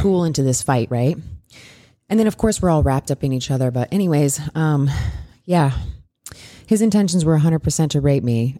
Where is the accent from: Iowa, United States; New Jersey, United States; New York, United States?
Iowa, United States; I'm a Midwest girl. I grew up in Iowa, so I grew, and I grew up in a really small town